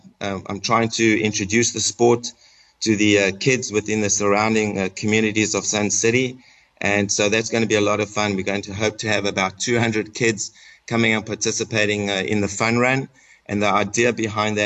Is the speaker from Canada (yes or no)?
no; South Africa; accent: South African; moved away as an adult; now in Atlanta, United States; I grew up in South Africa and had the opportunity to go to Wits University